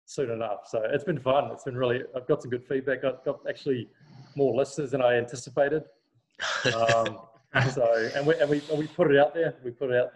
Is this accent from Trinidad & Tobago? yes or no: no; Thames, Waikato, New Zealand; moved away; In my hometown in New Zealand, which is on the Coromandel Peninsula